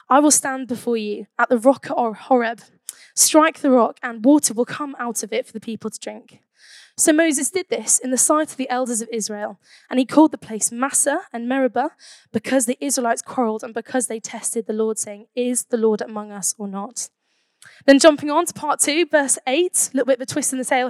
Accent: Birmingham, West Midlands, United Kingdom; I'm from Birmingham

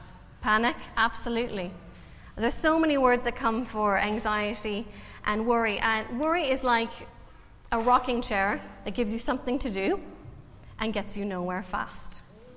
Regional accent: Canada; now in Ireland; I'm Canadian, so if you're trying to work out my accent, I don't want you to be distracted the whole time thinking, where is she from?

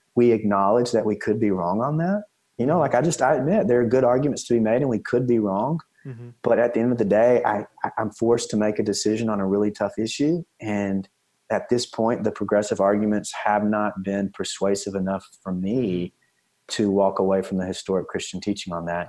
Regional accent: East Texas, United States; I'm from East Texas originally

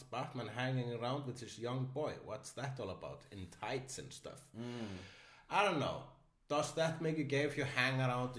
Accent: Iceland; I am an Icelandician.

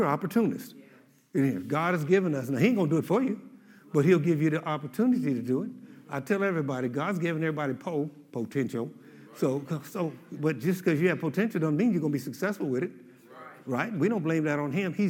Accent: Oklahoma, United States; I'm from Oklahoma

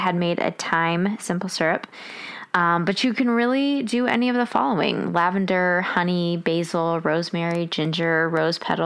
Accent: Washington, District of Columbia, United States; We grew up around Washington, D.C.

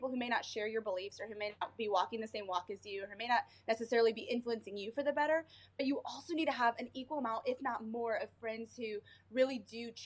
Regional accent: South Bend, Indiana, United States; now in Indianapolis, United States; I am originally from the north side of Indiana, actually in the same town that the University of Notre Dame is

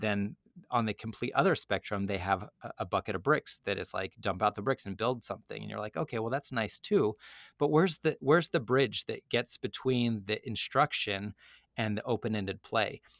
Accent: Utah, United States; moved away as an adult; also born or lived in Connecticut; I moved from Connecticut to Utah, and I grew up in Utah, and I left eleven years ago for business school, and I've just now come back

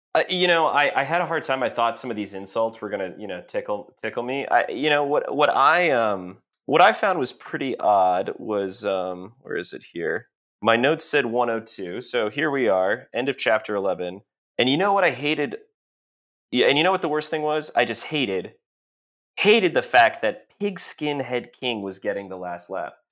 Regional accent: Texas, United States; also born or lived in Massachusetts; when I was eight, I moved from Massachusetts to Texas

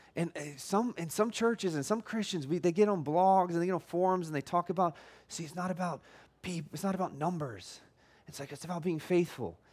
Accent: United States; I'm American

